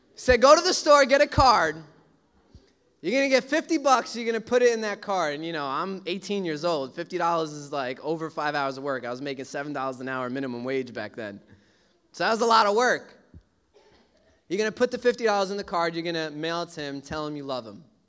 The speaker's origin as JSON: {"language": "English", "town": "New York City", "region": "New York", "country": "United States", "tie": "born or raised there", "said": "I grew up in Brooklyn"}